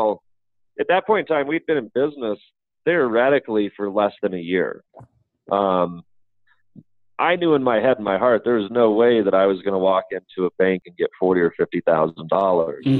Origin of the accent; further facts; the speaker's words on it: Colorado, United States; I'm from Colorado